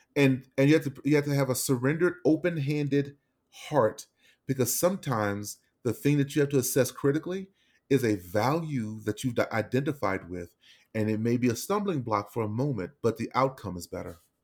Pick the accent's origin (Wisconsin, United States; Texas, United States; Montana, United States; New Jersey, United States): Texas, United States; Dallas; now in Denver, United States; we're from Dallas